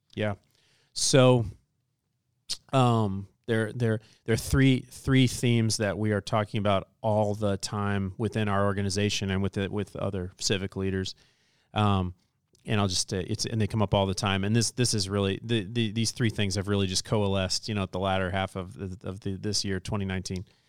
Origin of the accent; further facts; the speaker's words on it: Southern Illinois, United States; now in Indianapolis, United States; I'm from Southern Illinois, married to a Californian.